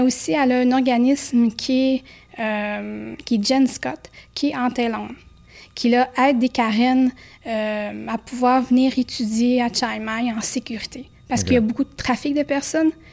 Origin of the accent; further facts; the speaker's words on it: Quebec, Canada; je venais du Québec